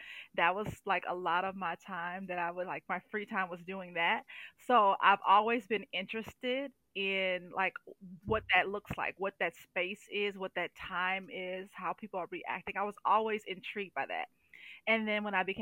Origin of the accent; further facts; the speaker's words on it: St. Louis, Missouri, United States; moved away as an adult; now in Indianola, United States; I'm originally from St. Louis, Missouri. I've been living here in Indianola, Iowa for almost 4 years now